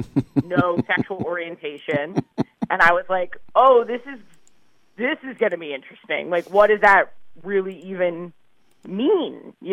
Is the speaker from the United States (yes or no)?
yes; New York City, New York, United States; I grew up in New York. I'm, I'm oh, okay. a New York City native